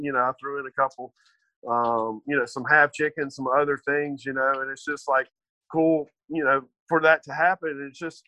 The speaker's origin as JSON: {"language": "English", "town": "Madison", "region": "Mississippi", "country": "United States", "said": "I'm originally from the Madison area"}